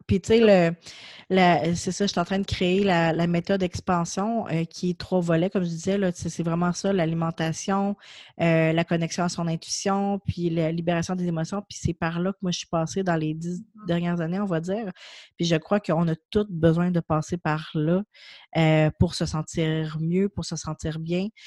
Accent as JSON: {"language": "French", "town": "Quebec City", "region": "Quebec", "country": "Canada", "said": "moi je viens de Québec, je suis à Québec"}